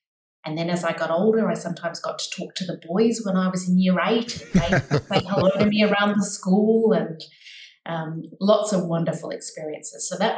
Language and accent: English; Australia; accent: Australian; I grew up mostly in Australia, as you can probably tell by the accent, but also was fortunate enough to live overseas.